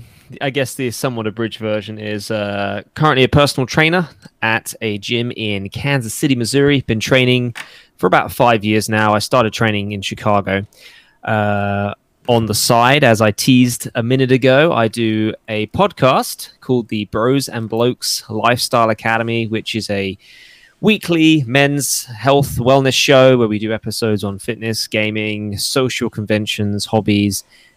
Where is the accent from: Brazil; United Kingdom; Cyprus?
United Kingdom; England; I'm actually English, not Australian.